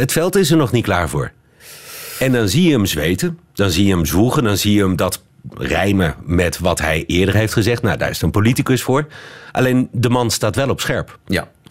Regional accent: Netherlands; now in Belgium

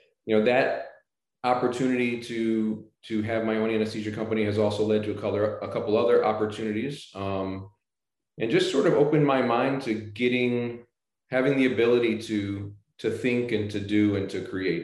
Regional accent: St. Louis, Missouri, United States; moved away as an adult; now in Florida, United States; I grew up in the Midwest in St. Louis

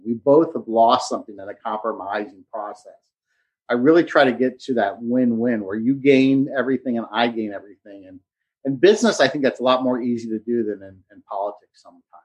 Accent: Cincinnati, Ohio, United States; moved away as an adult; now in Hilton Head, United States; we moved from Cincinnati, where we lived my entire life

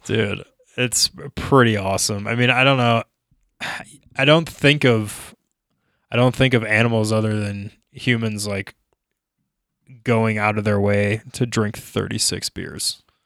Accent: Minnesota, United States; now in Denver, United States; growing up in Minnesota

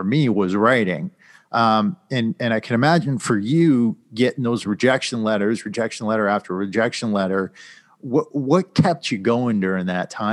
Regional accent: Connecticut, United States; moved away as an adult; I grew up in Connecticut

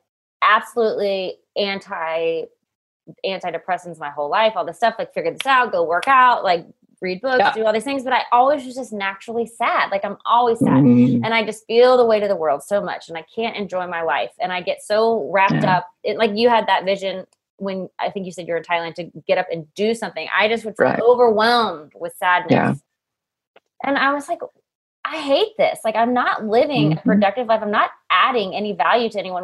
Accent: Waco, Texas, United States; now in Tennessee, United States; I grew up in Waco, Texas with David Koresh and the Branch Davidians

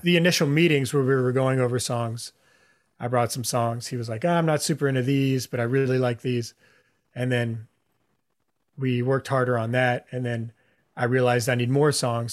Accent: Houston, Texas, United States; now in Austin, United States; I grew up in Houston

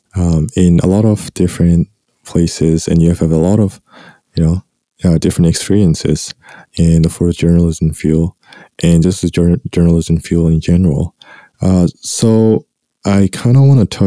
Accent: Myanmar; growing up in Myanmar society

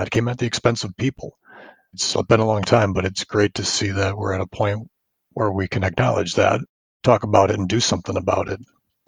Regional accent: Milwaukee, Wisconsin, United States; Hi there. … from Milwaukee, Wisconsin.

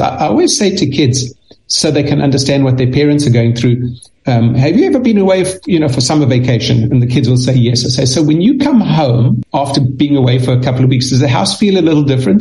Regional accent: South Africa; moved away; I, I grew up in South Africa. That's why I speak a little funny.

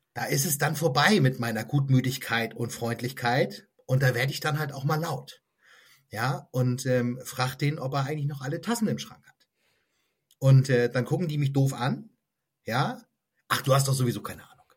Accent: Lübeck, Schleswig-Holstein, Germany; moved away as an adult; now in Southern Brandenburg, Germany; ich komme aus einer Stadt, ich komme aus Lübeck

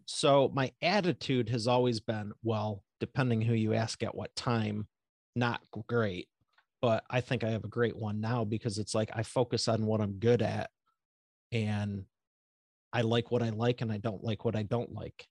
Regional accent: Northeast of Detroit, Michigan, United States; Northeast of Detroit, Michigan.

